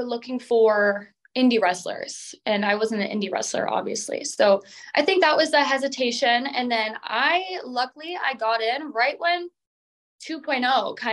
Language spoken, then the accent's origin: English; Minnesota, United States; I'm from Minnesota